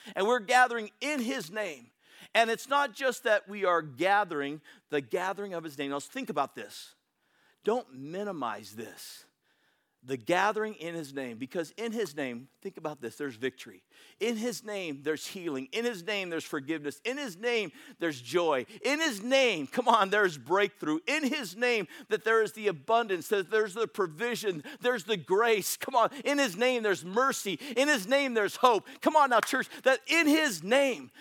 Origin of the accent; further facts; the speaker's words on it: Bay Area, California, United States; I'm from the Bay Area